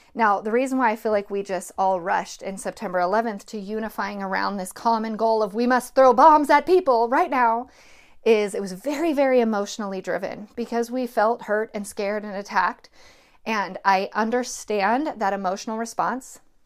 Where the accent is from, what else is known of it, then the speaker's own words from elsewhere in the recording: United States; as an American